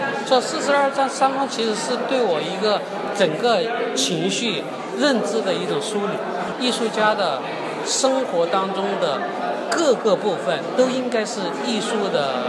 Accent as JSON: {"language": "Chinese", "region": "Sichuan", "country": "China", "tie": "born or raised there", "said": "比如我回到呃我老家，因为我"}